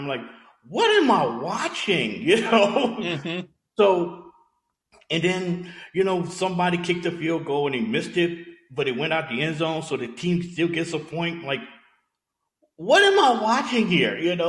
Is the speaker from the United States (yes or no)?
yes; Louisiana, United States; Growing up in Louisiana